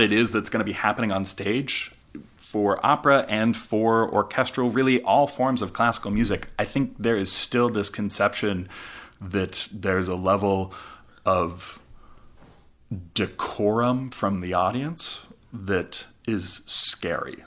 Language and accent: English; Alaska, United States; moved away as an adult; also born or lived in Boulder, Colorado; now in Winston-Salem, United States; I grew up in Alaska. Uh, I grew up playing with the symphony and going to symphony